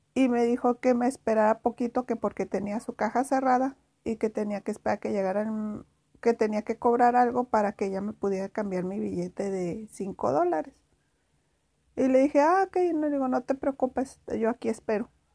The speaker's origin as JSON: {"language": "Spanish", "town": "Ciudad Juárez", "region": "Chihuahua", "country": "Mexico", "said": "soy de Juárez"}